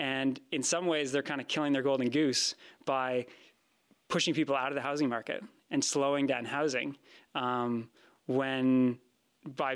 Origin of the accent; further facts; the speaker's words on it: Vancouver, British Columbia, Canada; I grew up in Vancouver.